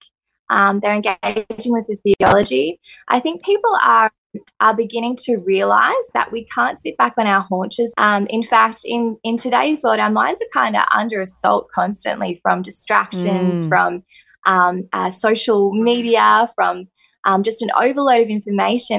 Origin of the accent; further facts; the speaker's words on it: Coffs Harbour, New South Wales, Australia; also born or lived in Southern Highlands; I grew up in Coffs, amazing place to grow up